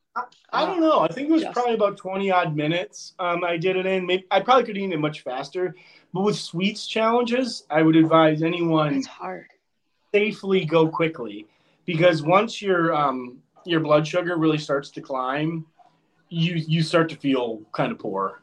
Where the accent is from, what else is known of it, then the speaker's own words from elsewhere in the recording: Connecticut, United States; I am from Connecticut